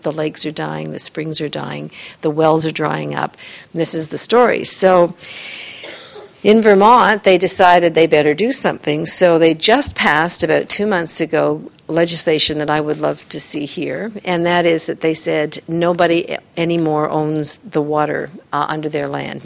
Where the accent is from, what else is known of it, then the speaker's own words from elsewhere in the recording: Canada; I'm Canadian, but I do a lot of work in the U.S.